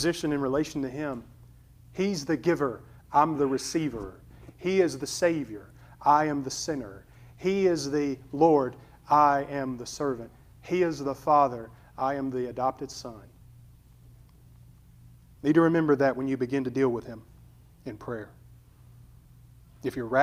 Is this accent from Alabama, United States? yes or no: yes; Alabama, United States; We're rednecks from Alabama